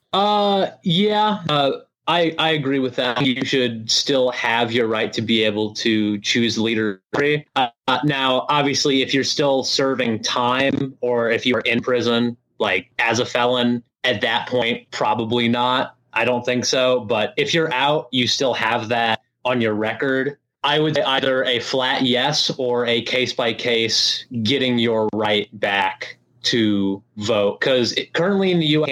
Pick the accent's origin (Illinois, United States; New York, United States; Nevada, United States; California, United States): Illinois, United States; Lincoln; I'm Lincoln. Been here my whole life, Lincoln, Illinois